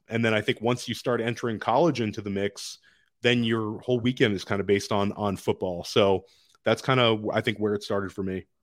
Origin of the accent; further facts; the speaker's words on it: Washington, District of Columbia, United States; I grew up in Washington, D C